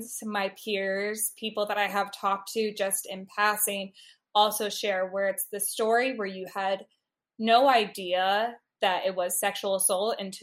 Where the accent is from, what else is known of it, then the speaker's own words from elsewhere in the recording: Midwest, United States; also born or lived in Washington, D.C.; I have been born and raised in the Midwest